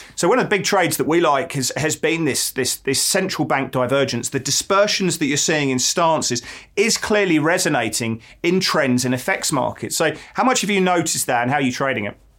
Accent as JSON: {"language": "English", "region": "England", "country": "United Kingdom", "moved": "yes", "lives_now": "Melbourne, Australia", "said": "as an Englishman"}